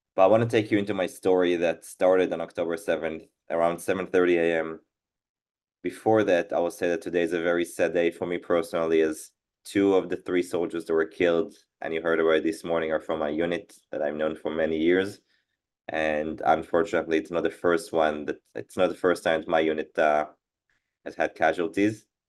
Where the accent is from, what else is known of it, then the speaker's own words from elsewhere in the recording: Israel; born and raised in Israel.